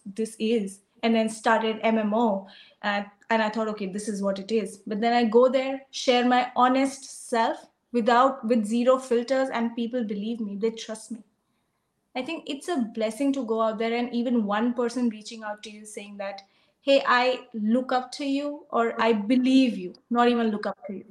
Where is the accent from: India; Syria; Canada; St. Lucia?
India; moved away as an adult; now in Australia; I come from India. I came to Australia, different country, different culture, and a different economy